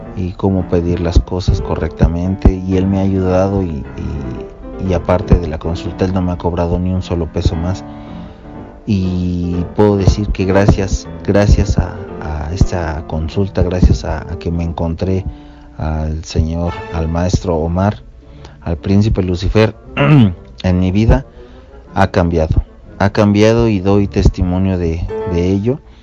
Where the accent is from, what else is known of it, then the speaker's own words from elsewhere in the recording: State of Mexico, Mexico; soy del Estado de México